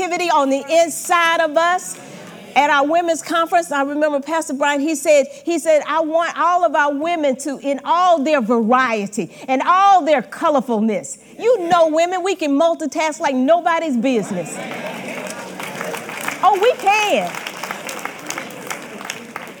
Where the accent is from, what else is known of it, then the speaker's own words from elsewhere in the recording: Georgia, United States; moved away as an adult; I'm originally from Georgia